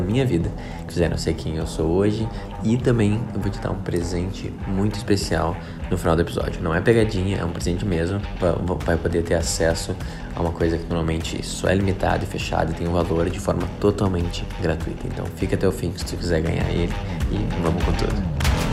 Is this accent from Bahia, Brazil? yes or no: no; Porto Alegre, Rio Grande do Sul, Brazil; moved away as an adult; also born or lived in Rio de Janeiro; eu sou de Porto Alegre